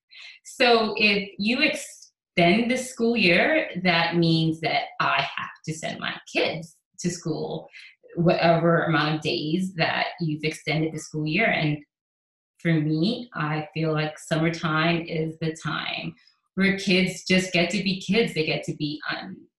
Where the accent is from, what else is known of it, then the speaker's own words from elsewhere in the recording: New York City, New York, United States; also born or lived in Caribbean; now in Houston, United States; I grew up in the Bronx. I'm from New York.